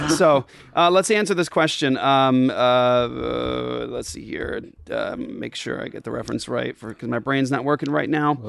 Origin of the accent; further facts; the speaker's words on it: Japan; moved away; I grew up in Japan